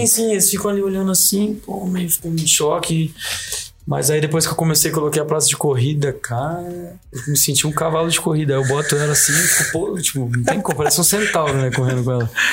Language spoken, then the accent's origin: Portuguese; Brazil; a gente é brasileiro